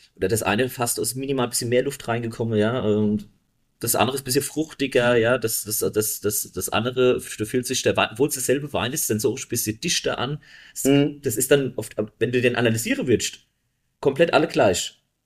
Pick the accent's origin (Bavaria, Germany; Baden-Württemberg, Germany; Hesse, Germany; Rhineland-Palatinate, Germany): Rhineland-Palatinate, Germany; Bechtheim; bei uns in Beestheim